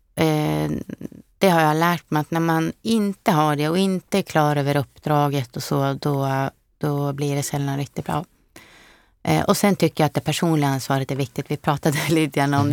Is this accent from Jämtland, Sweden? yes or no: yes; Frösön, Jämtland, Sweden; moved away as an adult; also born or lived in Stockholm / Sörmland; Jag är ju född och uppvuxen på Frösön